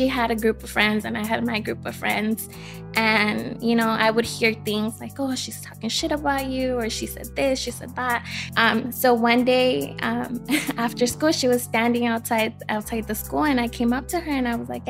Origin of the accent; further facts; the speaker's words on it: Los Angeles, California, United States; also born or lived in Bell Gardens; I grew up in East LA, so that's how I met Emery. I was there up until I was 15